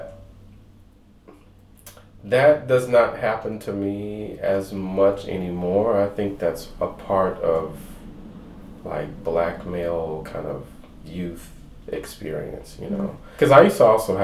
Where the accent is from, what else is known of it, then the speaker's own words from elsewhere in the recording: Missouri City, Texas, United States; growing up in Missouri City